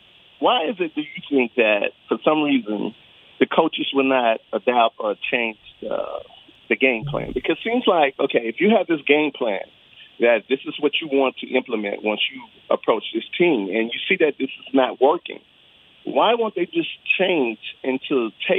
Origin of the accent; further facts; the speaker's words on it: Baton Rouge, Louisiana, United States; Hey, yo, what up, man? I'm from Baton Rouge, Louisiana.